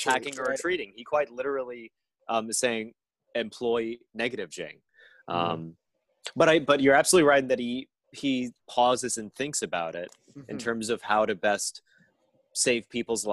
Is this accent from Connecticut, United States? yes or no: no; New York City, New York, United States; I grew up here in New York City